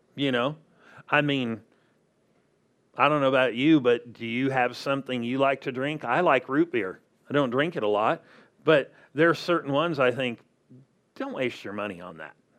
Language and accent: English; Southern California, United States; now in Arizona, United States; I grew up in Southern California